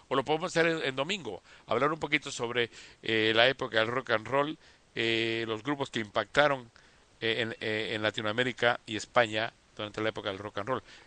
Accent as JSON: {"language": "Spanish", "country": "Costa Rica", "said": "Costa Rica, que es mi tierra"}